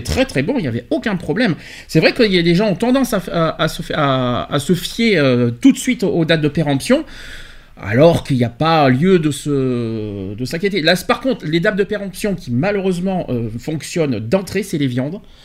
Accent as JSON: {"language": "French", "country": "France", "said": "chez nous en France"}